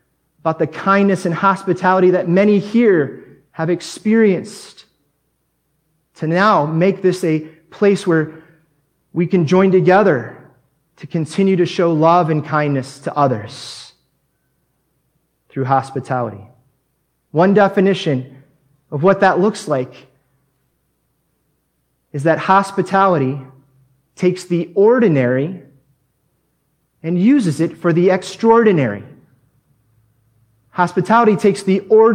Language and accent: English; United States; moved away as an adult; now in Mexico; as an American that just moved to Mexico